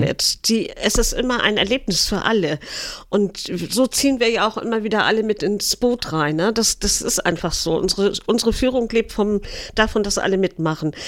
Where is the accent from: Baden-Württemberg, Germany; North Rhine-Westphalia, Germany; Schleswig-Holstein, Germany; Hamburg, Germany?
Schleswig-Holstein, Germany; Eckernförde; ich bin hier geboren in Eckernförde, bin hier aufgewachsen.